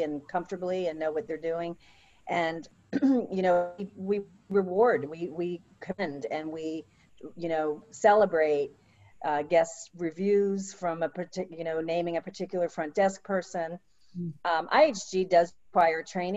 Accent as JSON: {"language": "English", "town": "Jupiter", "region": "Florida", "country": "United States", "tie": "born or raised there", "said": "I was raised in a small little fishing village that really wasn't on the map and wasn't well known, and today it is, and that is Jupiter, Florida"}